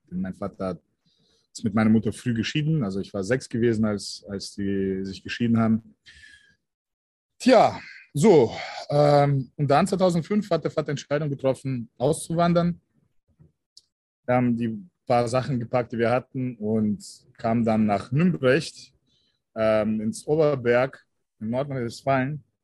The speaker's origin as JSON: {"language": "German", "country": "Russia", "tie": "born there", "said": "Also meine Wurzeln liegen tatsächlich in Deutschland, aber ähm, ich bin in Russland geboren. Ich bin sogenannte Deutsch-Russe."}